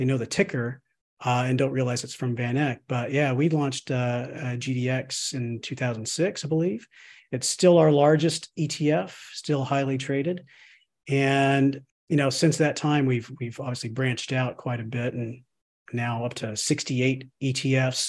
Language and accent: English; Austin, Texas, United States; moved away as an adult; also born or lived in Chicago, Illinois / Rockville, Maryland; I'm originally from Austin, Texas